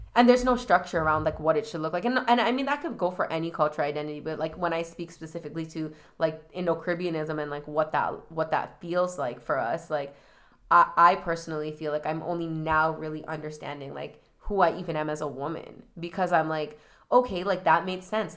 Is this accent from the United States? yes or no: no; Toronto, Ontario, Canada; I specifically am in Scarborough